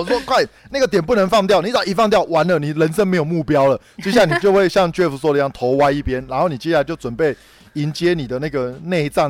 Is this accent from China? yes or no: no; northern Taiwan, Taiwan; 我北部人最常去的当然就是六福村